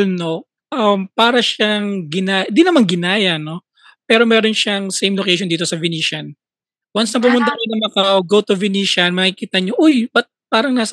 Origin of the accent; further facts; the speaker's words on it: Taguig, Metro Manila, Philippines; Yeah, pamilyar ako kasi taga Tagig ako eh. Tagig pa